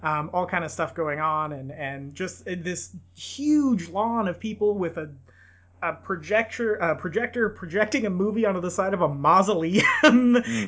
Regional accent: Bakersfield, California, United States; in and around my hometown, and they used a lot of the archives from the oil museum here in Bakersfield

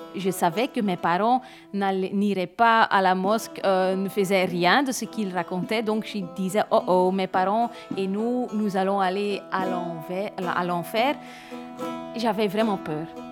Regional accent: Limburg, Flanders, Belgium; je suis née et grandie à Limbourg

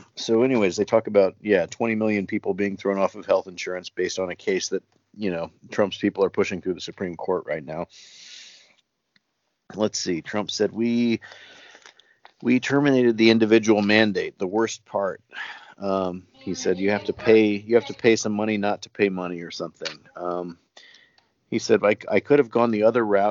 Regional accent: United States; moved away as an adult; now in South Korea; I'm an American living overseas

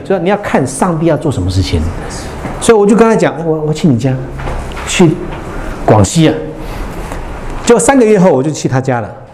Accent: Hualien, Taiwan; 我来自花莲

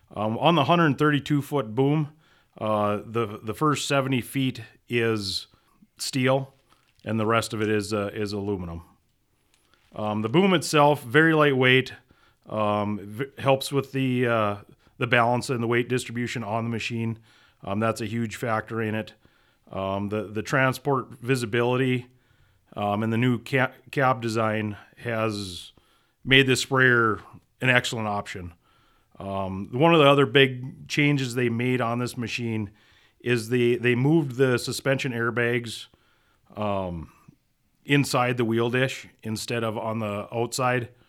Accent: Minot, North Dakota, United States; originally, I grew up in Minot, North Dakota, uh, raised on a small grain farm

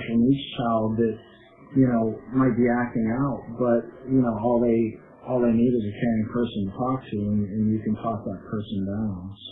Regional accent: Reynoldsville, Pennsylvania, United States; I grew up in Reynoldsville

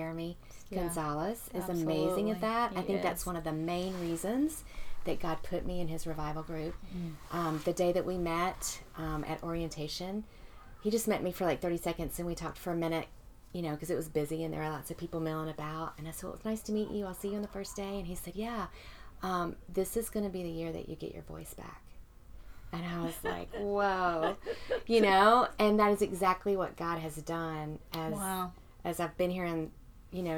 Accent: Mississippi, United States; born and bred in Mississippi

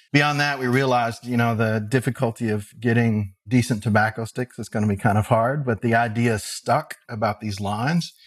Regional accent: Henderson, Kentucky, United States; I grew up in Henderson, Kentucky, which is only about an hour and a half, maybe two hours from Columbus.

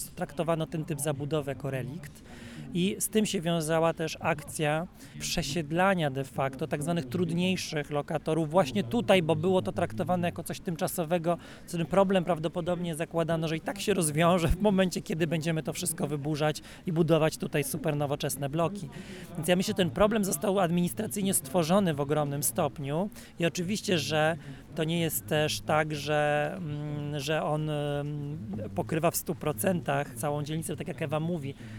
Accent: Poland; jako Polacy wręcz jesteśmy i ze wschodu, i z zachodu

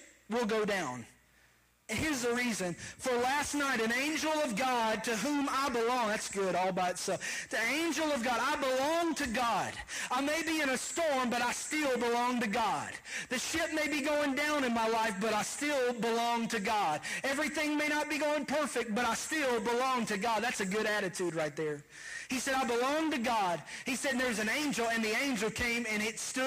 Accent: Kentucky, United States; moved away; I am from Kentucky

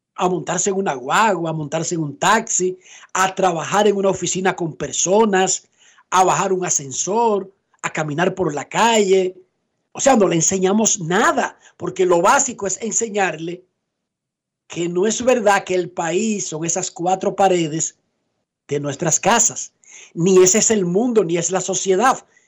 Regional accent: Dominican Republic; Nosotros en República Dominicana

